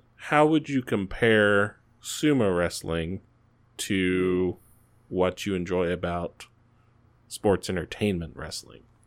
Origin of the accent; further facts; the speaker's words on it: United States; I'm American